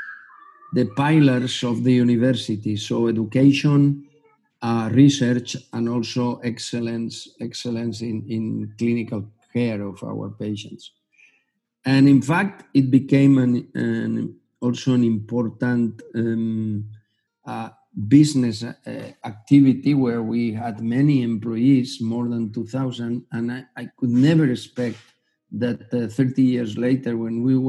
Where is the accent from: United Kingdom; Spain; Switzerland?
Spain; Gandia, Valencian Community; also born or lived in Germany / United States; I was born in Gandia, which is a small town 70 kilometers from Valencia. And I did all my studies in Valencia